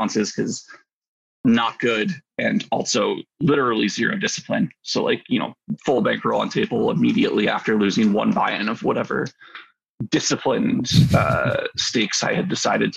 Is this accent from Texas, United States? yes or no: no; New Jersey, United States; moved away as an adult; also born or lived in California; I'm from New Jersey originally